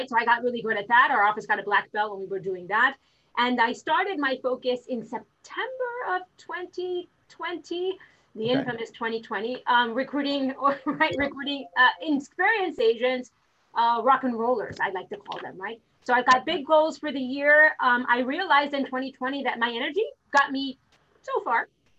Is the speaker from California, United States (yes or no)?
no; Miami, Florida, United States; So I am from Miami. I'm originally from Miami. I'm one of the 8 people left here in Miami that stayed and never went anywhere else.